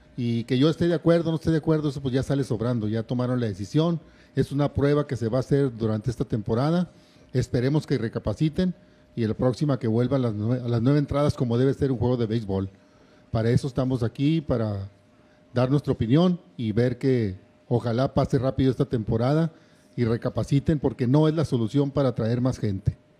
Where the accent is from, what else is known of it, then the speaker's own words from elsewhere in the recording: Torreón, Coahuila, Mexico; now in Monterrey, Mexico; yo soy de Torreón, Coahuila, aficionado primero a Unión Laguna, hace como 22 años me vine aquí a Monterrey